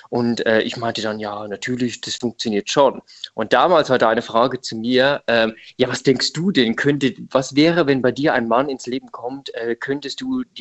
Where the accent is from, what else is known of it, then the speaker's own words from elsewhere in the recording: Rhineland-Palatinate, Germany; now in Munich, Germany; ja, also ich komme eigentlich aus Rheinland-Pfalz, also aus der Nähe von Ludwigshafen. Äh, genau, aber ich lebe jetzt seit fünf Jahren in München.